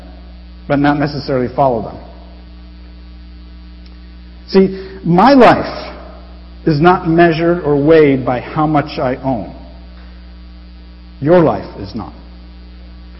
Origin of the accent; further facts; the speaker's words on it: United States; I'm American